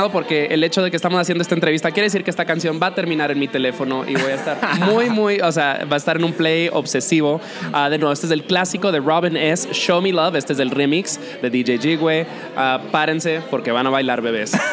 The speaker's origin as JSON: {"language": "Spanish", "region": "New York", "country": "United States", "said": "yo soy de Nueva York, yo me, me desenvolví en, en círculos de vida nocturna por muchos años"}